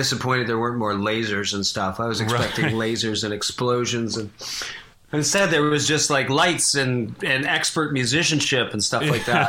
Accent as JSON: {"language": "English", "town": "Oakville", "region": "Ontario", "country": "Canada", "tie": "born or raised there", "also_born_or_lived": "Toronto", "said": "I mostly grew up in Oakville, Ontario. My parents and my twin brother and I moved there when my brother and I were 6 years old in 1970, and I lived there until, I think 1982."}